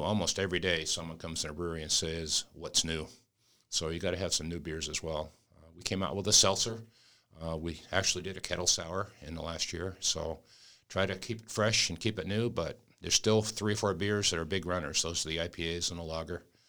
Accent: New England, United States; moved away; I'm from New England

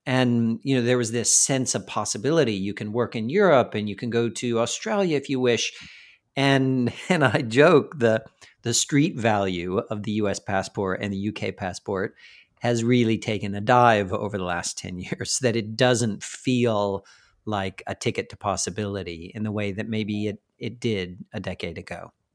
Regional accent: United States; moved away as an adult; now in London, United Kingdom; an American in London for eighteen years, I'm an American

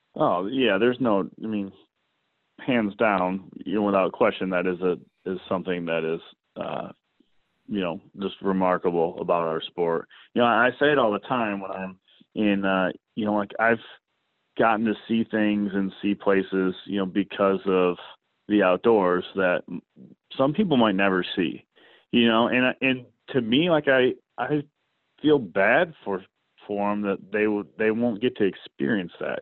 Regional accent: Kalamazoo, Michigan, United States; I'm from Kalamazoo, Michigan. Uh, you know, grew up in the outdoor industry

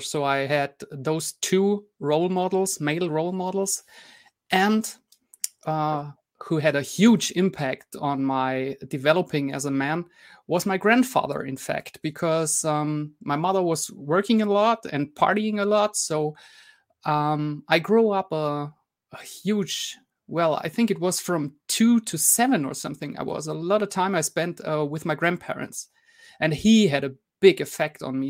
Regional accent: Germany; English is a second language; I'm from Germany, so I'm also a not native English speaker

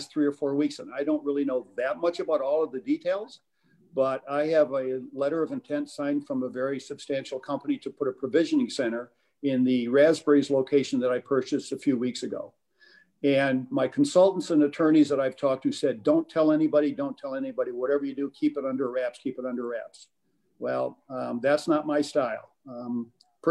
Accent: Flint, Michigan, United States; I was born in Flint in 1948, went to Central High School, go Indians, graduated from Michigan State University.

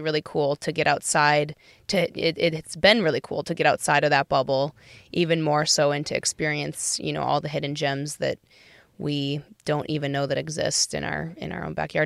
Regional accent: Minnesota, United States; moved away as an adult; also born or lived in Madison, Wisconsin / Los Angeles; now in Wisconsin, United States; I'm originally from Minnesota, but Wisconsin, uh, quickly stole my heart when I went to U W Madison here

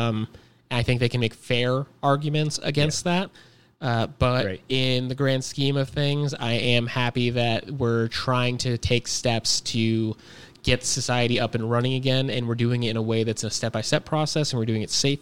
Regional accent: Sierra Vista, Arizona, United States; I grew up in Sierra Vista.

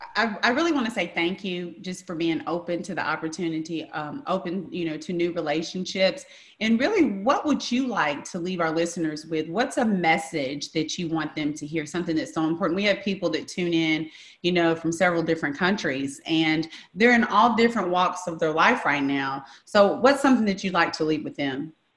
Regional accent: Memphis, Tennessee, United States; growing up in Memphis, Tennessee

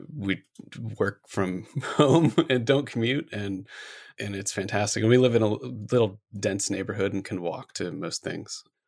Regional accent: Gahanna, Ohio, United States; moved away as an adult; also born or lived in upstate New York; now in Seattle, United States; I grew up in Gahanna

